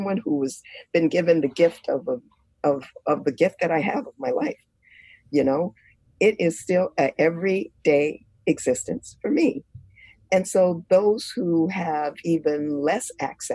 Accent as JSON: {"language": "English", "country": "United States", "tie": "born or raised there", "said": "as a Black woman growing up in America"}